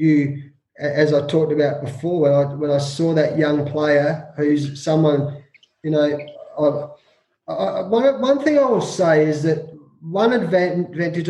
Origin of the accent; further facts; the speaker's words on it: Australia; growing up in Australia